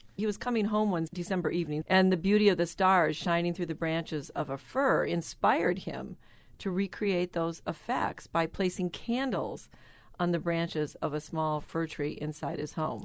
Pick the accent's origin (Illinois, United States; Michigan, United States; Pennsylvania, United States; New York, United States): Michigan, United States; because of my background, growing up in Michigan